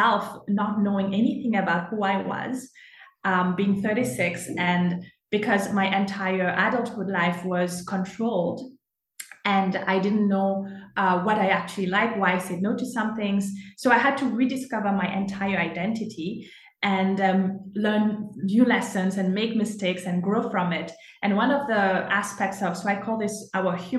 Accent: Mauritius; moved away as an adult; now in Canada; I was born and raised in Mauritius

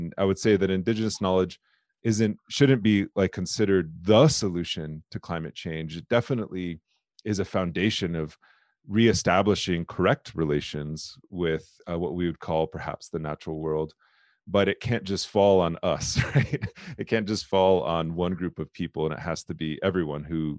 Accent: South Dakota, United States; I'm Lakota, I'm from the Lakota people. My tribe is the Lower Bruce Sioux tribe.

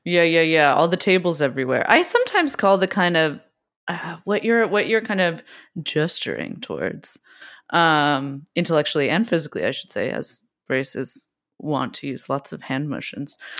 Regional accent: West Coast, United States; I also grew up, we grew up on the West Coast

